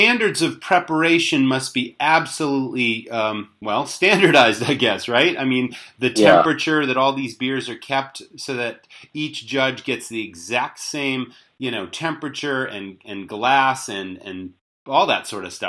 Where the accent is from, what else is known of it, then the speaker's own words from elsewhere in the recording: Massachusetts, United States; I'm born and raised in Massachusetts